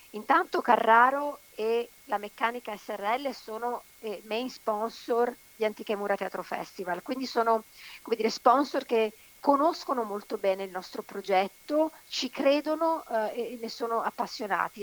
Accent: Veneto, Italy; Io sono nata e cresciuta in Veneto, ma, eh, ho sotto i parenti, sì, in Calabria

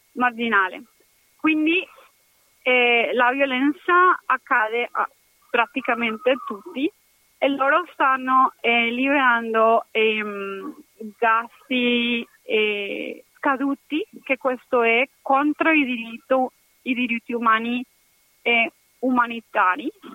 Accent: Cali, Valle del Cauca, Colombia; Italian is a second language; now in Padua, Italy; sono colombiana, sono dei Cali e adesso la mia città è colpita

